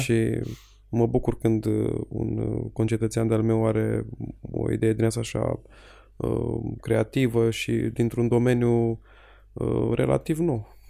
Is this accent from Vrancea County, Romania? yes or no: no; Petroșani, Hunedoara County, Romania; La noi în Petroșani